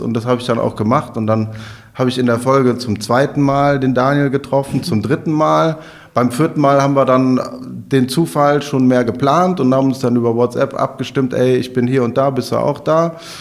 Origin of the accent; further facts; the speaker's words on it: Overath, North Rhine-Westphalia, Germany; also born or lived in Bergisch Gladbach / Leipzig; now in Cologne, Germany; in Bergisch Gladbach bin ich geboren, ich komme aus Overath.